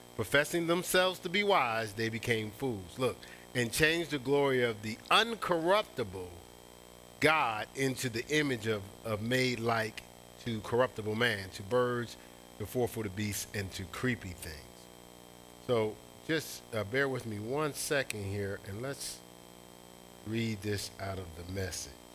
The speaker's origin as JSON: {"language": "English", "town": "Newark", "region": "New Jersey", "country": "United States", "tie": "born or raised there", "said": "my hometown"}